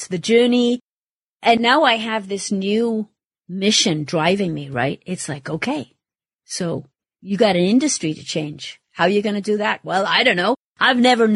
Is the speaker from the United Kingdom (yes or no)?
yes; Wales, United Kingdom; moved away as an adult; my home country and Wales